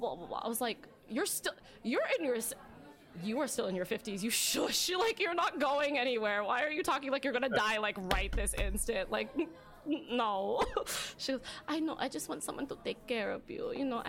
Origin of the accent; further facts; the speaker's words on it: Philippines; Because I'm Filipino. Mm. And I was like, but you do for, like, I'm still half though.